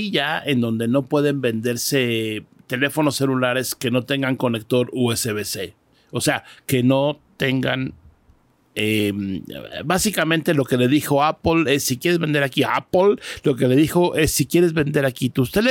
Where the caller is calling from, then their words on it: Mexico City, Mexico; Hola, ¿qué tal? … de la Ciudad de México y únicamente los quería felicitar por su podcast.